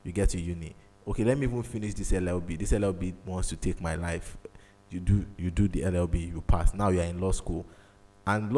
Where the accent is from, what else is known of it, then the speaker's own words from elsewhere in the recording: Nigeria; as a Nigerian child